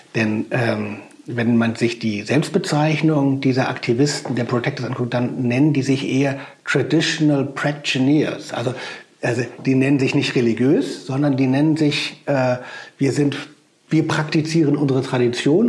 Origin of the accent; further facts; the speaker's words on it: Germany; als Deutscher